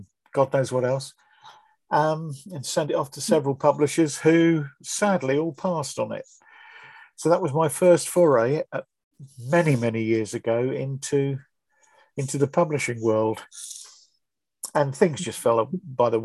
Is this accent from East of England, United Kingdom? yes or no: yes; Bedford, East of England, United Kingdom; moved away as an adult; also born or lived in Milton Keynes / Northampton / Wellingborough; now in Burton Latimer, United Kingdom; I was brought up in Bedford. That was my hometown